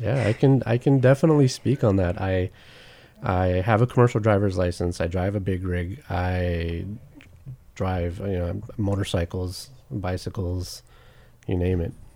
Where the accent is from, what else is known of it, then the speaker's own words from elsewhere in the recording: Long Beach, California, United States; I grew up in Long Beach